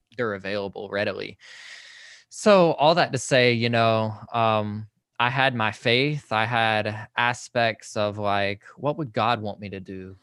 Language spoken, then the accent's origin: English; Social Circle, Georgia, United States; I am from Social Circle, Georgia, which is, like, a very, very tiny town, about a hour east of Atlanta